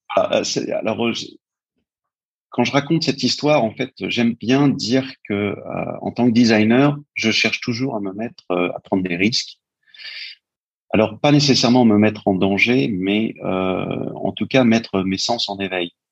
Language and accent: French; France; also born or lived in New York, United States; je suis français